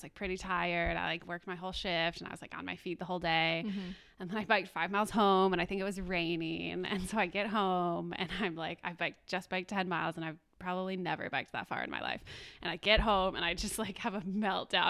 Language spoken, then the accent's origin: English; Grand Rapids, Michigan, United States; now in Chicago, United States; I grew up in Grand Rapids, Michigan on 10 acres of land, and I was homeschooled